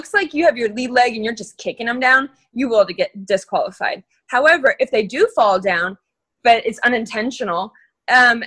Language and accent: English; Phoenix, Arizona, United States; born or raised there; also born or lived in Missoula, Montana